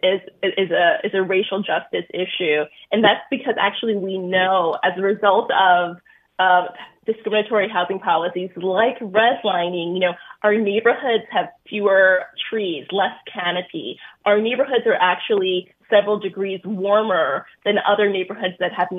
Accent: New York City, New York, United States; growing up in Brooklyn

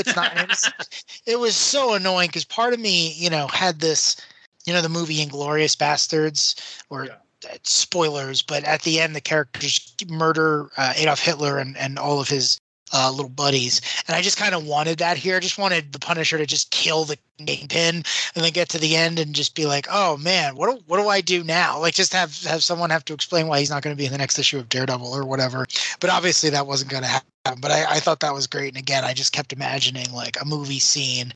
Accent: New York, United States; as a New Yorker

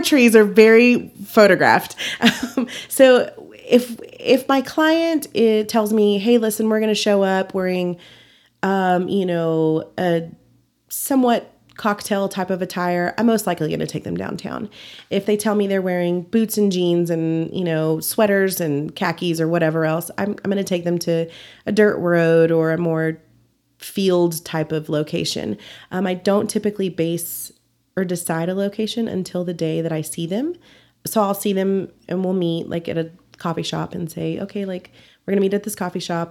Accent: Dumas, Texas, United States; also born or lived in Amarillo, Texas / San Antonio, Texas; I was born in Dumas, Texas, about forty-five miles north, and then, um, when I was about twelve, my parents, um, moved here, and we've been here ever since.

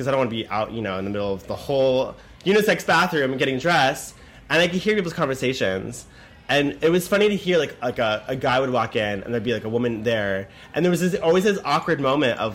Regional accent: Los Angeles, California, United States; I was born and raised in LA.

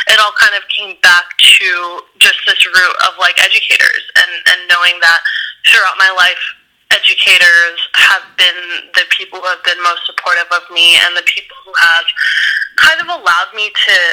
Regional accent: Ohio, United States; I grew up in Ohio, so I grew up yeah. in like a um, very like conservative uh, town where you know, there was it was mainly white folks.

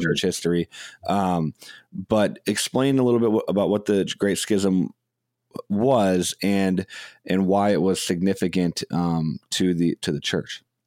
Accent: Madison, Wisconsin, United States; I grew up in Madison, Wisconsin, in the public school system

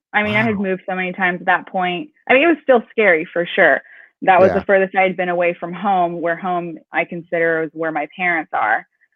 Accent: Minot, North Dakota, United States; born there; also born or lived in Pakistan / Philippines / Venezuela; So I was born in North Dakota, Minot. So if you know where that is, it's about 30 minutes from the border of Canada.

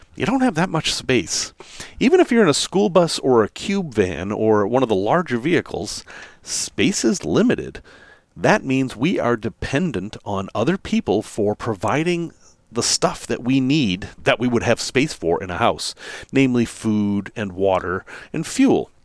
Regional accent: Salem, Massachusetts, United States; moved away; I grew up in Massachusetts, in the northeastern part of Massachusetts, actually in Salem, Massachusetts.

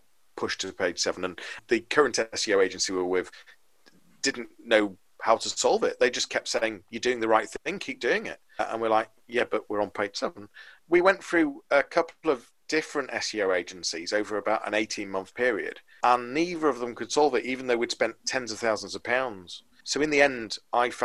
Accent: Liverpool, North West England, United Kingdom; moved away as an adult; now in Leeds, United Kingdom; I'm from Liverpool originally. So now in Leeds. I moved here when I was 18

